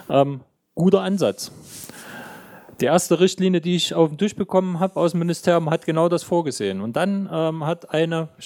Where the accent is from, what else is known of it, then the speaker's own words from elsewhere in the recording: Jena, Thuringia, Germany; Ich weiß nicht, wie das in anderen Bundesländern ist, aber bei uns in Thüringen ist es unerträglich.